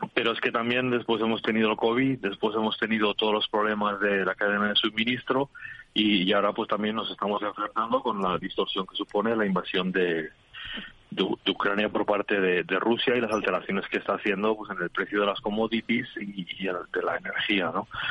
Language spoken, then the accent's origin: Spanish; Spain; now in United Kingdom; somos un país de, de alta calidad alimentaria